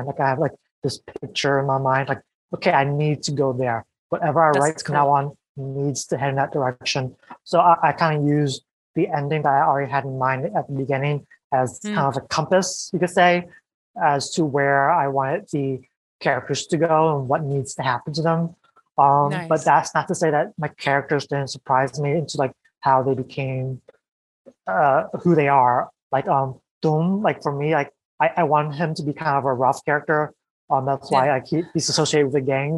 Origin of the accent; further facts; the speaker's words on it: United States; an American born Vietnamese person